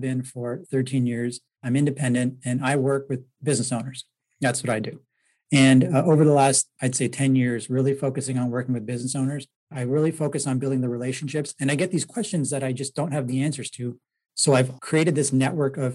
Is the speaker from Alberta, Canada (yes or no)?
no; Toronto, Ontario, Canada; moved away; I'm from Toronto originally